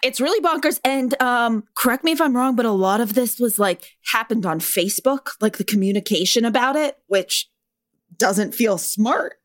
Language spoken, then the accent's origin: English; California, United States; I'm from California